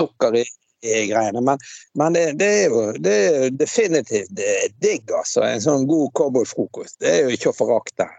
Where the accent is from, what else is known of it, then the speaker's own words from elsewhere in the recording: Bergen, Vestland, Norway; moved away as an adult; also born or lived in Scotland; now in Askøy, Norway; vi vokste opp på Laksevåg